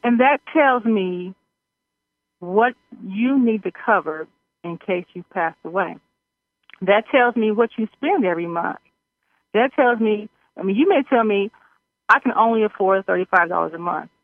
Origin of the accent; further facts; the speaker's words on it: Missouri, United States; I'm from Missouri.